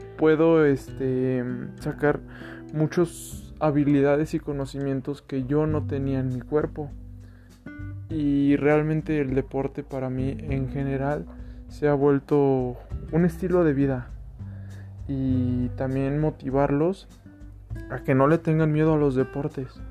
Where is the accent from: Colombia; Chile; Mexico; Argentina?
Mexico; León, Guanajuato; also born or lived in Mexico City; soy nacido en la Ciudad de México, actualmente vivo en León, Guanajuato